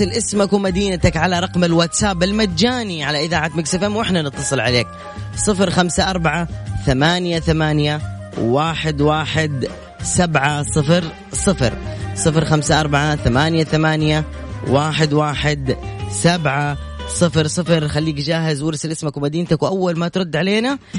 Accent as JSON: {"language": "Arabic", "town": "Jeddah", "region": "Makkah Province", "country": "Saudi Arabia", "said": "38 سنه من اين يا … من جدة"}